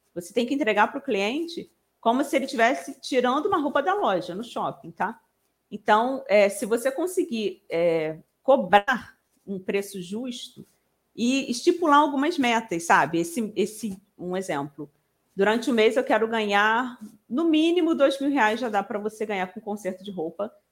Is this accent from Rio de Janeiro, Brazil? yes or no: yes; Rio de Janeiro, Brazil; eu sou daqui do Rio de Janeiro, nem falei, sou carioca.